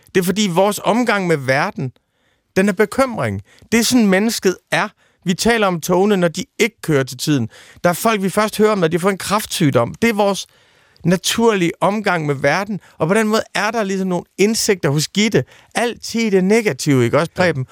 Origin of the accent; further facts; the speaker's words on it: East Jutland, Central Denmark Region, Denmark; jeg er født i Østjylland i 1974